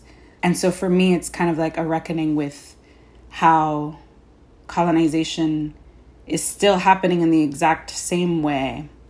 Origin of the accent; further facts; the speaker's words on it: Bushwick, New York, United States; I started writing the play in 2014, and I'm from Bushwick, and I was thinking and writing a lot about the gentrification of Bushwick at the time.